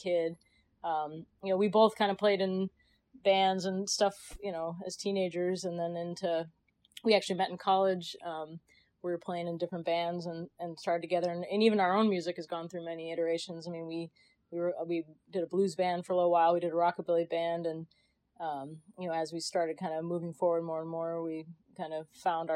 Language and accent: English; Chicago, Illinois, United States; also born or lived in Connecticut / New York; now in California, United States; I was born in Chicago. Grew up around there.